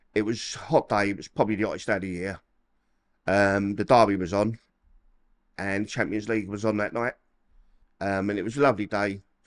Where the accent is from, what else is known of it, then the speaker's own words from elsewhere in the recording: London, United Kingdom; moved away as an adult; I'm from Peckham, the old Copper Hill, Col-, old Copper Hill, um, yeah, I've lived there till about eighteen years old